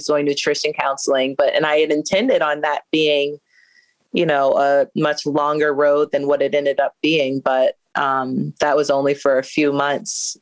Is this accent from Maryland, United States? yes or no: yes; Baltimore, Maryland, United States; also born or lived in Indiana; Baltimore is where I'm from. I went to school out in Indiana. I went to Indiana University for undergrad, came right back home and been here ever since